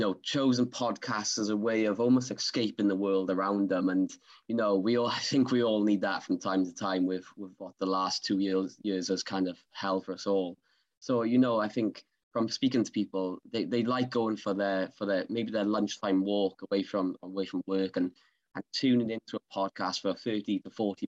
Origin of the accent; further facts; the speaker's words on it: Swansea, Wales, United Kingdom; accent: Swansea; my Swansea accent